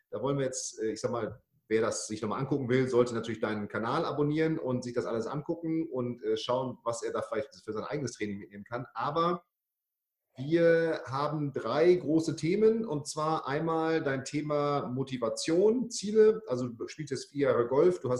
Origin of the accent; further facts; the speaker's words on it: Bremen, Germany; Du kommst, ich komme aus Bremen, du kommst aus Hamburg, also die zwei verbotenen Städte